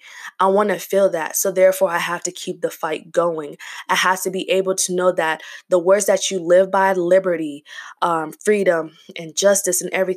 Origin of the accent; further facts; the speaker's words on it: South Africa; also born or lived in Zambia; I'm from South Africa. My parents, I was born in Zambia, so technically I'm Zambian, but I still refer to myself as South African.